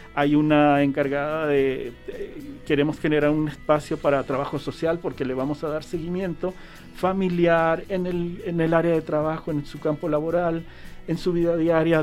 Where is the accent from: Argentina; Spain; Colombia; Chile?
Chile; now in Jalisco, Mexico; yo soy chileno